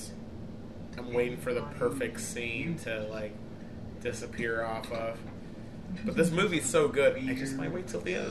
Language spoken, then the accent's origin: English; Midwest, United States; As a Midwesterner